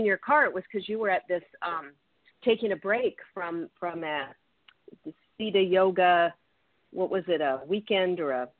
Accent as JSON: {"language": "English", "town": "Seattle", "region": "Washington", "country": "United States", "said": "I'm from the Seattle area"}